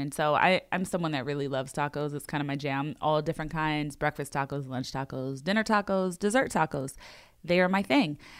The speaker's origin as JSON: {"language": "English", "town": "Los Angeles", "region": "California", "country": "United States", "tie": "born or raised there", "said": "I grew up in Los Angeles"}